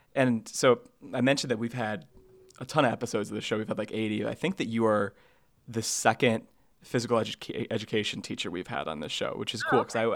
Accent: Sandwich, Illinois, United States; moved away; I did drive an hour or so to my hometown to record this audio.

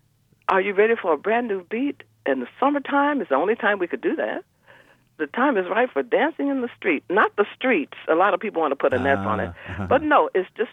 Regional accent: Alabama, United States; moved away; I'm from Alabama. I'm a country girl that grew up in the city.

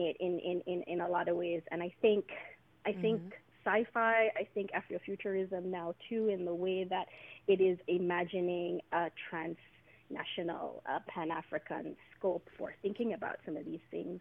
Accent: Jamaica; now in United States; I'm from Jamaica originally

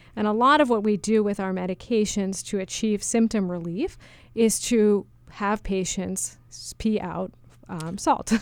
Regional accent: New York City, New York, United States; moved away as an adult; also born or lived in Massachusetts; I grew up in New York City, um, the daughter of two highly motivated research scientists

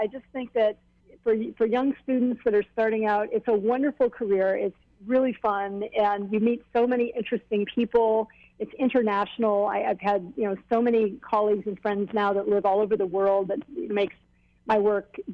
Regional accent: Hilo, Hawaii, United States; I grew up in Hilo

